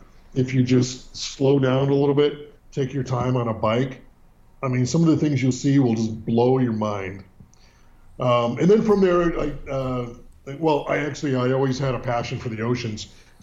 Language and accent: English; San Francisco, California, United States; Born and raised in Northern California, which is much different than Southern California and San Diego. Born in the city. And, if you know anything about the city, San Francisco, you'll know that it's deep, deep, deep, deep blue